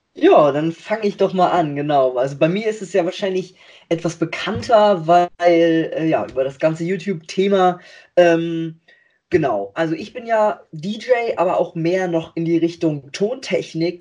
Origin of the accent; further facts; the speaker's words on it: between Hamburg and Bremen, Lower Saxony, Germany; Ich komme aus Niedersachsen zwischen Hamburg und Bremen oder wir drei, unser Team